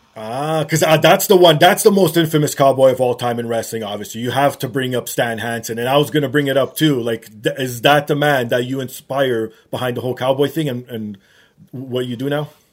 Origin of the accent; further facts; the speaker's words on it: Canada; Growing up in Canada, you like you know we have more snow